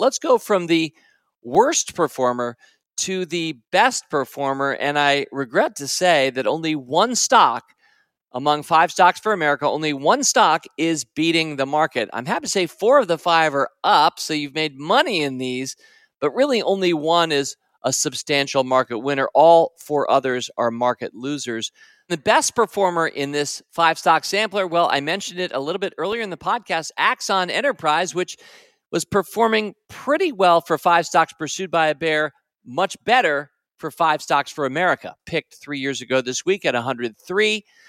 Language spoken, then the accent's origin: English; Washington, District of Columbia, United States; moved away; also born or lived in North Carolina; As a Washington, D C guy, I had no regional affiliation.